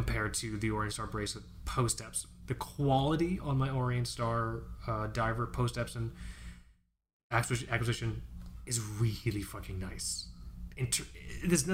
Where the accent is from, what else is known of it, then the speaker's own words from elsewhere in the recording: South Florida, United States; I grew up in South Florida. We both grew up in South Florida